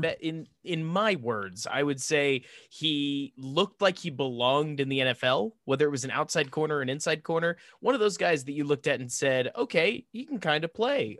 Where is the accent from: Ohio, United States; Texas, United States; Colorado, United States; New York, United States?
Texas, United States; Dallas; I grew up in Dallas